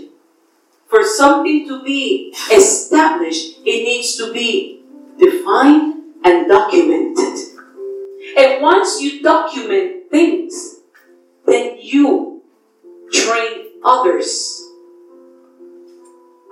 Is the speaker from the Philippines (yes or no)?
no; Puerto Rico; my island